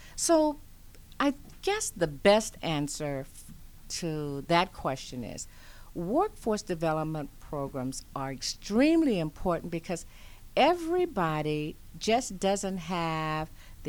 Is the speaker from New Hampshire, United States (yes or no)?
no; Louisiana, United States; You know, I am originally a Southern Belle. I was born in Louisiana, and I migrated all across the nation